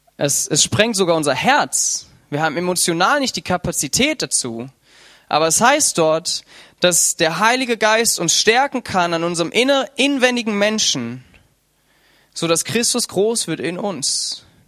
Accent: Germany; wir alle als Deutsche

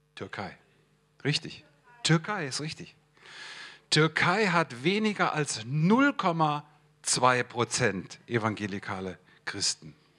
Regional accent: Hesse, Germany; moved away as an adult; also born or lived in Swabia; ich komme aus dem Stamm der Hessen

